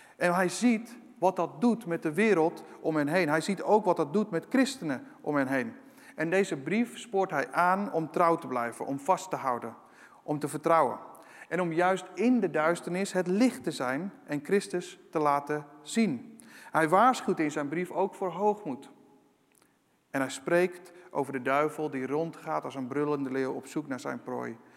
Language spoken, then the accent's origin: Dutch; Netherlands